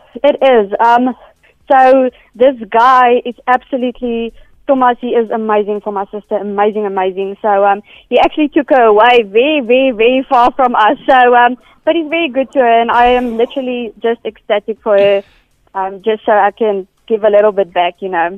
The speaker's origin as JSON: {"language": "English", "country": "South Africa", "moved": "yes", "lives_now": "Johannesburg, South Africa", "said": "I am normally from Brackton"}